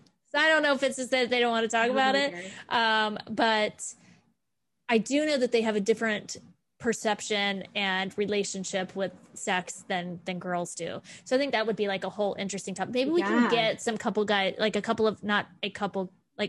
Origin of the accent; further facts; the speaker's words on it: Florida, United States; I grew up in Florida